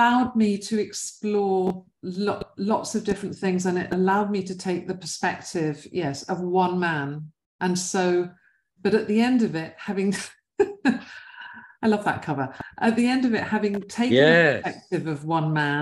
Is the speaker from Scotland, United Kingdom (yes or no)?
no; London, United Kingdom; West London, I was brought up in West London